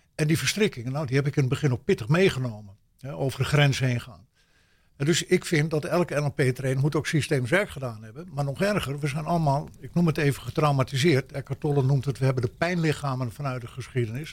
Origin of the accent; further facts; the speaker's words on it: Netherlands; also born or lived in United States; als echte Nederlander